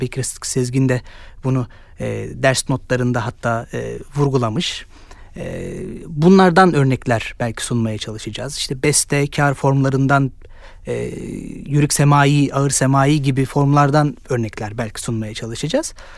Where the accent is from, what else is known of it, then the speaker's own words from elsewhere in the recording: Istanbul, Turkey; Ben e, 92 İstanbul doğumluyum. Eski İstanbul'da, Suriçin'de doğdum büyüdüm.